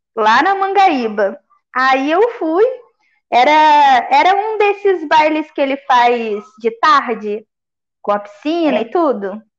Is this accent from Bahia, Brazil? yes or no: no; Volta Redonda, Rio de Janeiro, Brazil; Eu sou de Volta Redonda, né? Interior do Rio. Então hum. eu morava num bairro mais pra periferia